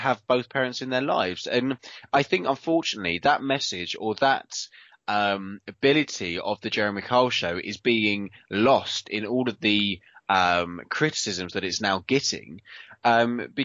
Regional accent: United Kingdom; we are very British

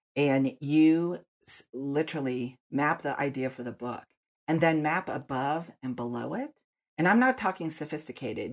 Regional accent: Denver, Colorado, United States; I grew up in Denver, and so I go back to the first day of school in elementary, middle school, high

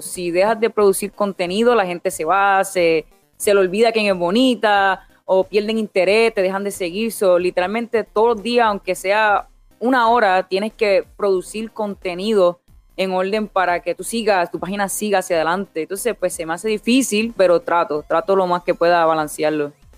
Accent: Vega Baja, Puerto Rico; moved away as an adult; also born or lived in Orlando, Florida; now in Florida, United States; soy de Vega Baja, Puerto Rico. Ah, me crié en Puerto Rico, nací en Puerto Rico, me mudé a los Estados Unidos cuando tenía como 18 años.

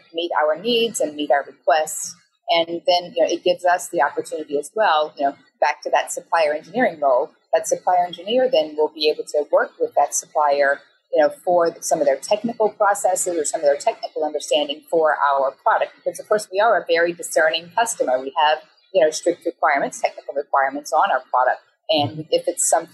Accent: United States; I grew up in the United States

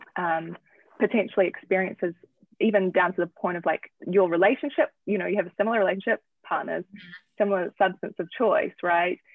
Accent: New Zealand; moved away as an adult; also born or lived in Manhattan; now in United States; I'm from New Zealand

